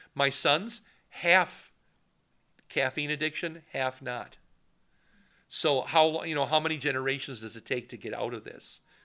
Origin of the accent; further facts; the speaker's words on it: Poynette, Wisconsin, United States; my hometown of Poynette